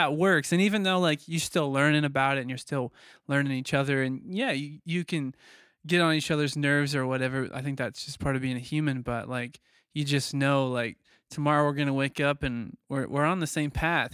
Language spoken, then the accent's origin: English; Missouri, United States; that's like a Missouri trait. Like where we're from, like the whole state's looking for a deal